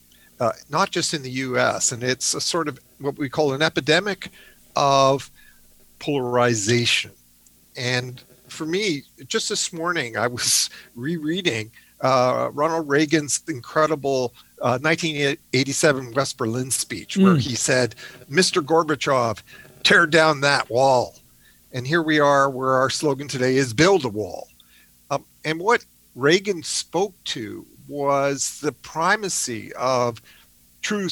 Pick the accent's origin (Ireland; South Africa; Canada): Canada; also born or lived in Oxford; When I was a young boy growing up in Canada